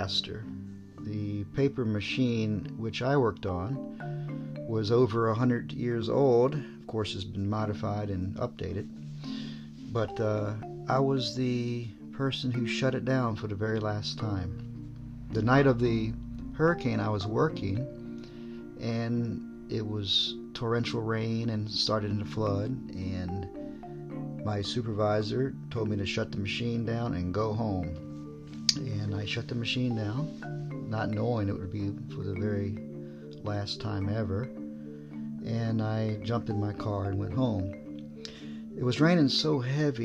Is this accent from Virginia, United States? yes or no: yes; Virginia, United States; moved away as an adult; now in Japan; I'm from Virginia.